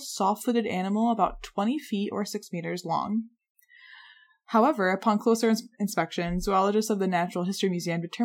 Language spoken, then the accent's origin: English; New York, United States; New York.